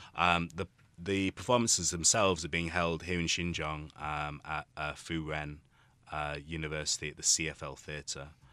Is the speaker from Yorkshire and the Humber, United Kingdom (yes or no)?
yes; Yorkshire and the Humber, United Kingdom; now in Taiwan; I'm from the U K, uh, from a place called Yorkshire